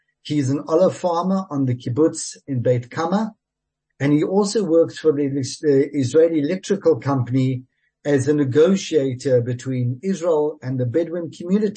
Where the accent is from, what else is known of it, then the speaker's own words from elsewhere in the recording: South Africa; As a South African